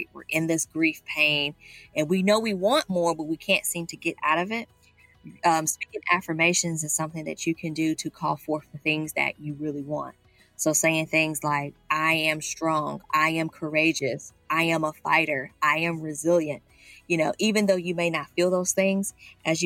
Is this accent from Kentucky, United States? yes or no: yes; Louisville, Kentucky, United States; now in Miami, United States; I am originally from Louisville, Kentucky in the United States, but I relocated and I now live in Miami, Florida